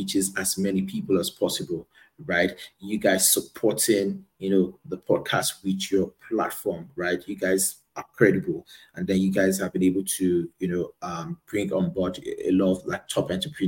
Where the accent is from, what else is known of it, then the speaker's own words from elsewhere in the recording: Lagos, Nigeria; also born or lived in Abuja; I was born in Lagos and grew up in Lagos